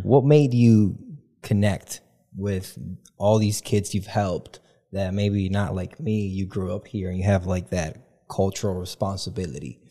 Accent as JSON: {"language": "English", "country": "Dominican Republic", "tie": "born or raised there", "also_born_or_lived": "Kalamazoo, Michigan", "moved": "as an adult", "said": "being born and raised in the Dominican Republic"}